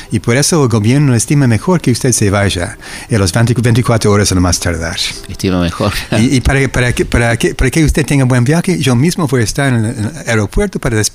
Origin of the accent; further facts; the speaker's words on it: Chile; vengo de Chile y eso es lo que está